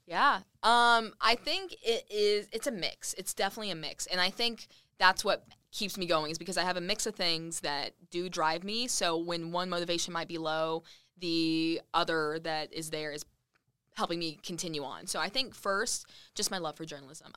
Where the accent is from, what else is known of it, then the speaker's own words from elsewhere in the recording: Lubbock, Texas, United States; moved away as an adult; now in Redding, United States; Lubbock, my hometown.